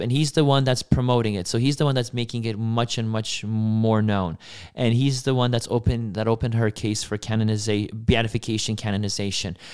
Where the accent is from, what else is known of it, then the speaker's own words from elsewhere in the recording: Poland; moved away; I was born in Poland in nineteen ninety.